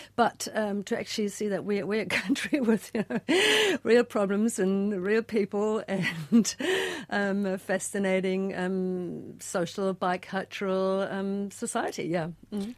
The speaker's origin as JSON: {"language": "English", "country": "Germany", "moved": "as an adult", "lives_now": "Christchurch, New Zealand", "said": "a German immigrant in God's own"}